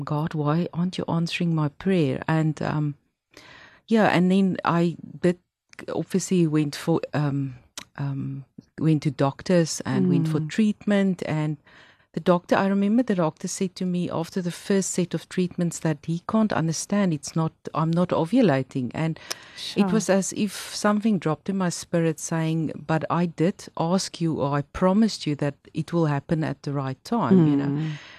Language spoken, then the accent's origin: English; Pretoria, Gauteng, South Africa; moved away as an adult; also born or lived in Johannesburg / New Zealand / Australia; now in Cape Town, South Africa; I grew up in Pretoria, and I also studied there at Tikkies